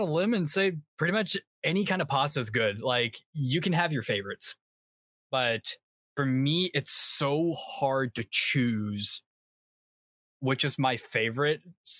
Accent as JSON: {"language": "English", "region": "South Carolina", "country": "United States", "said": "South Carolina."}